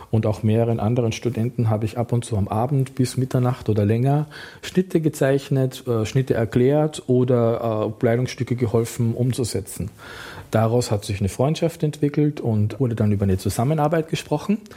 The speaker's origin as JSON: {"language": "German", "country": "Austria", "said": "der Kostümleiter dachte, als Österreicher, Tracht, Lederhose, das spielt also im alpinen Bereich, bin ich in der Lage, quasi da perfekt mitzuarbeiten"}